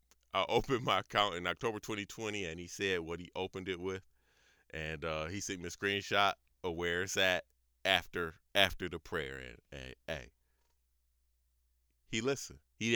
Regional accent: Elyria, Ohio, United States; That's how I know it's somebody that I know personally because I'm from Elyria.

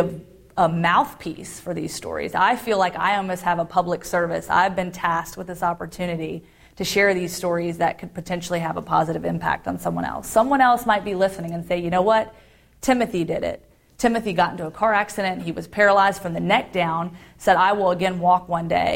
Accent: Roanoke, Virginia, United States; also born or lived in Guantanamo Bay, Cuba; I grew up in Roanoke, Virginia, in what you would consider a middle-class family

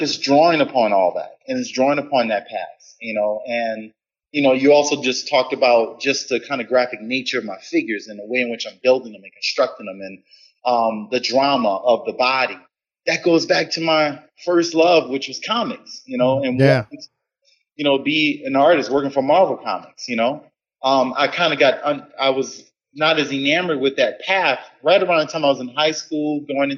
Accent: New Orleans, Louisiana, United States; my roots growing up in New Orleans

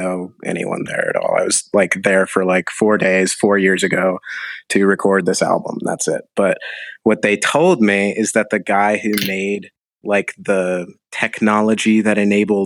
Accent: Cincinnati, Ohio, United States; also born or lived in Nashville, Tennessee / North Dakota; I was born in Nashville, Tennessee. Then I lived in North Dakota for a little while. But ever since I was 3, I have lived in and around Cincinnati, Ohio.

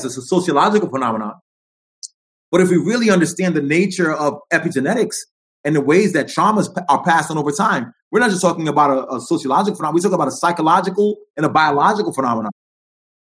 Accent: New York, United States; now in Los Angeles, United States; I'm a New York cat. I'm working in LA now, but I'm a New York dude. I'm from the Bronx.

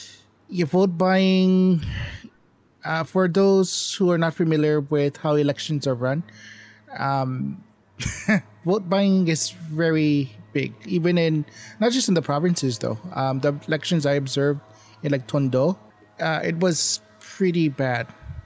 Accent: Hawaii, United States; also born or lived in Philippines; I'm Hawaiian and Filipino, and my family has roots both in Ilocos and in Mindanao, and I actually went and lived in the Philippines for 10 years, and I do speak Tagalog as fluently as I speak Hawaiian.

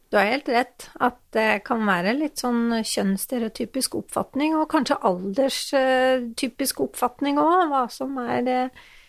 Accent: Hamar, Innlandet, Norway; moved away; Og jeg er jo fra Hamar, egentlig.

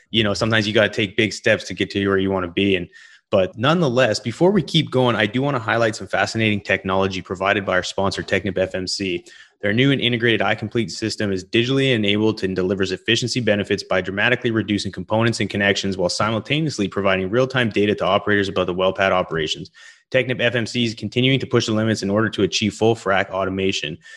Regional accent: Western Canada, Canada; moved away; also born or lived in Gulf of Mexico coast; I'm from, originally from Western Canada.

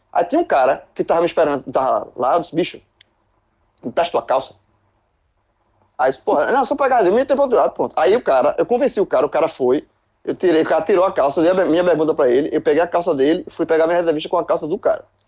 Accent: Recife, Pernambuco, Brazil; eu sou do Recife

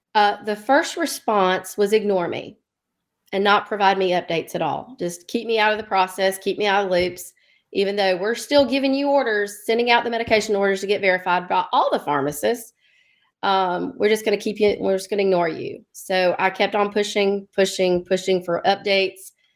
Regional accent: Dothan, Alabama, United States; also born or lived in Birmingham, Alabama; I'm from Alabama, Lower Alabama, Dothan, Alabama

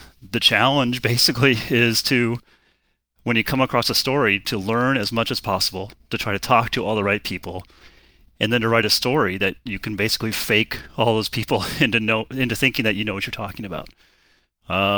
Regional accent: Golden, Colorado, United States; now in Bay Area, United States; I grew up in Colorado, in Golden, Colorado

